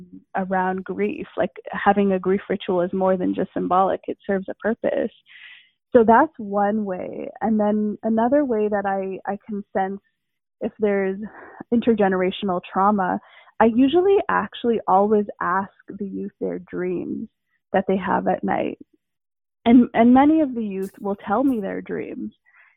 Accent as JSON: {"language": "English", "country": "India", "said": "because I'm Indian, so I've studied yoga as well a bit."}